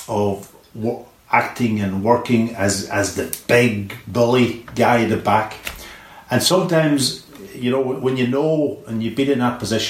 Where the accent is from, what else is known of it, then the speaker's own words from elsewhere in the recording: Donegal, Ulster, Ireland; moved away; Donegal was hugely important to me and throughout my career